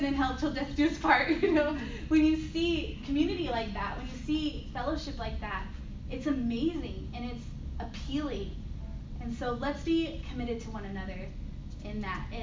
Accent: Texas, United States; I'm from Texas

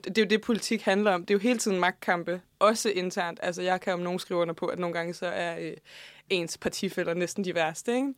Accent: Faxe, Zealand, Denmark; der, hvor jeg kommer fra i Faxe Kommune

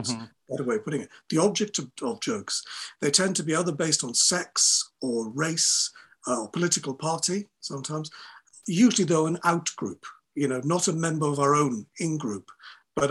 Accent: Wales, United Kingdom; Welsh people, and I'm a Welsh person

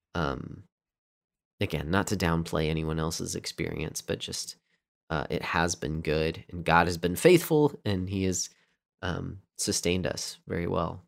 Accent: United States; I say this as an American

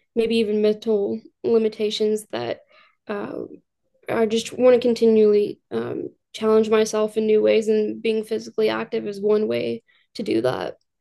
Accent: Louisville, Kentucky, United States; born and raised in Louisville, Kentucky, grew up here

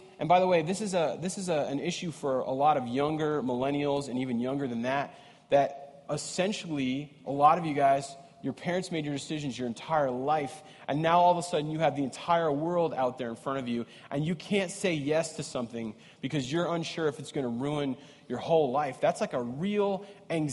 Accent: East Coast, United States; now in Minnesota, United States; I'm from the East Coast. I grew up on the East Coast.

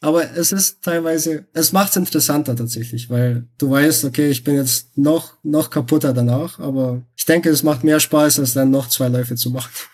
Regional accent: Belgrade, Serbia; now in Munich, Germany; ich gebürtiger Bel Belgrader bin

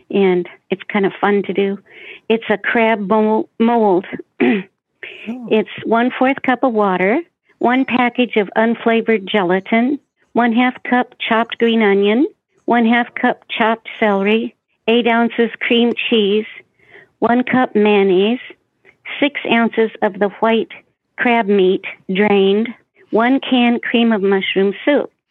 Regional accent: Des Moines, Iowa, United States; I'd like to wish everybody a Merry Christmas, and I'm from Des Moines, Iowa

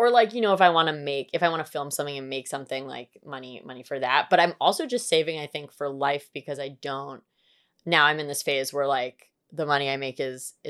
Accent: New York City, New York, United States; I grew up in New York and I did not have mall culture at my fingertips.

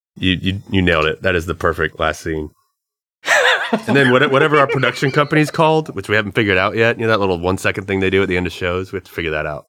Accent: the South, United States; We're from the South.

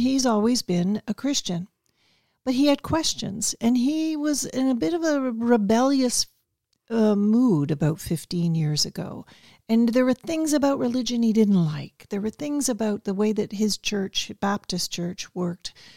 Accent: Toronto, Ontario, Canada; growing up in Toronto

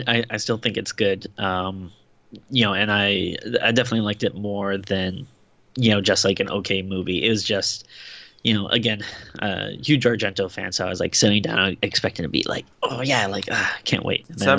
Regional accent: Rhode Island, United States; Shout out to my home state.

